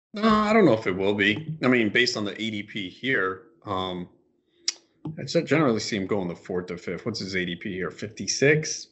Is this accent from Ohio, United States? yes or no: no; New York, United States; I'm from New York